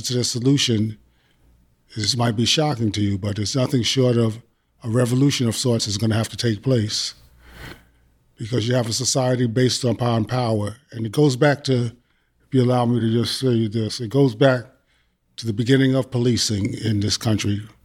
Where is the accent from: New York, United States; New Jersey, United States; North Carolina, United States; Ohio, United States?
New York, United States; moved away as an adult; now in Texas, United States; I was born and raised in New York